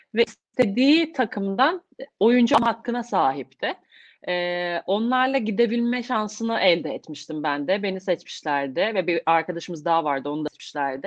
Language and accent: Turkish; İzmir, Turkey; İzmirliyim, İzmir doğumluyum